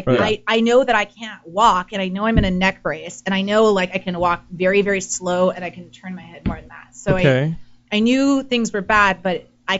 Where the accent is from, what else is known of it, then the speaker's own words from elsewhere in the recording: Washington, United States; now in Los Angeles, United States; Washington State.